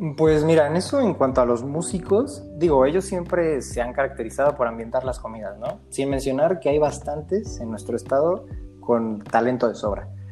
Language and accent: Spanish; Mexico; Que nosotros somos el futuro de México